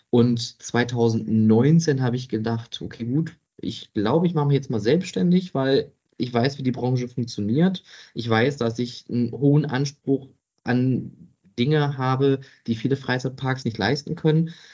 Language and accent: German; Oberhausen, North Rhine-Westphalia, Germany; Ich bin Kind des Ruhrgebiets, ähm, ich komme gebürtig aus Oberhausen, also da, wo das heutige Zentro ist.